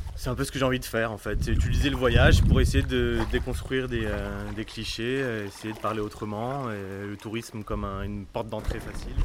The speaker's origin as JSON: {"language": "French", "area": "Canal de l'Ourcq, Seine-Saint-Denis", "region": "Île-de-France", "country": "France", "tie": "born or raised there", "said": "j'ai grandi sur le canal de l'Ourcq"}